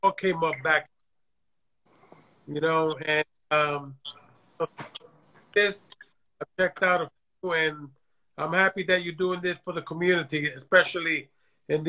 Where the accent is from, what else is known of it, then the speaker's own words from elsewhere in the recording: New York City, New York, United States; also born or lived in Puerto Rico; I was born in Puerto Rico, raised in New York City